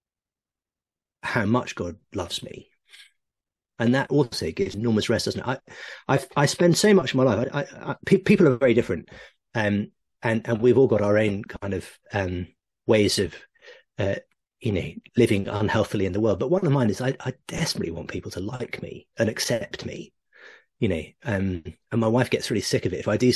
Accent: Oxford, South East England, United Kingdom; I grew up in Oxford

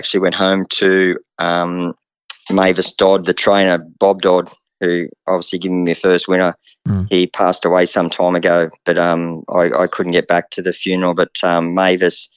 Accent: Wingham, New South Wales, Australia; moved away; also born or lived in Melbourne; I went home to the Wingham Cup, support my hometown

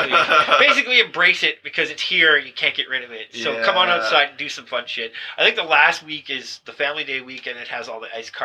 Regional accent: Alberta, Canada; now in Ottawa, Canada; My Alberta was showing.

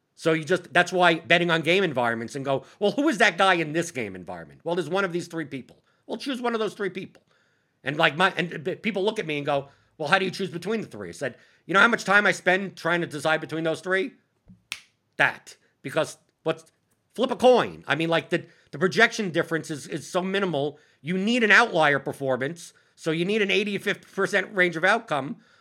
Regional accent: New York, United States; as a New Yorker

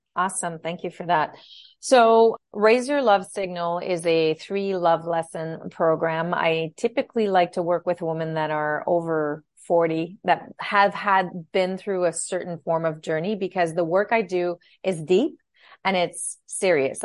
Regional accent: Ottawa, Ontario, Canada; moved away as an adult; also born or lived in Timmins, Ontario / Montreal; I grew up in, in Ottawa

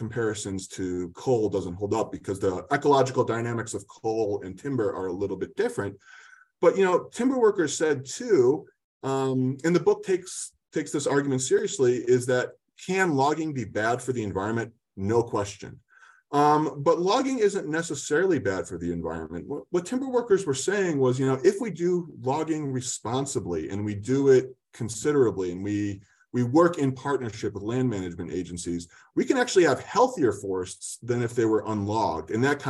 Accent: Eugene, Oregon, United States; I usually save the fact that I'm from Eugene for a while until I get to know them.

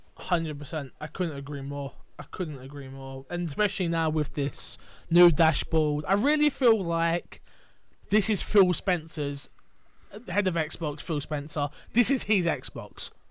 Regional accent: England, United Kingdom; we're English

